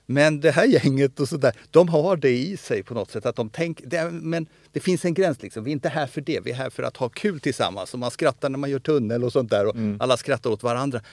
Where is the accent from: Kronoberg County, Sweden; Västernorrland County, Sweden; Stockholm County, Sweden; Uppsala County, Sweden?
Stockholm County, Sweden; Stockholm; also born or lived in Solna; Jag är uppvuxen i Stockholm, i Bromma.